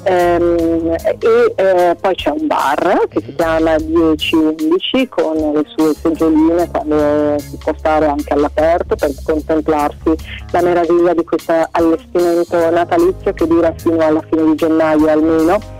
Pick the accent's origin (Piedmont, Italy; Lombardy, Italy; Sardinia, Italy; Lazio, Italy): Lombardy, Italy; Milan; io da milanese